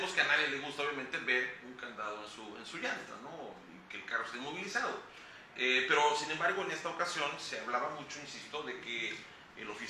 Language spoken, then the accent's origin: Spanish; Veracruz, Mexico; somos, somos de aquí de Veracruz